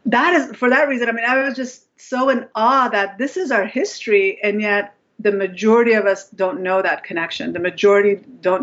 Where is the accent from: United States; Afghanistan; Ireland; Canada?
Afghanistan; I'm from Afghanistan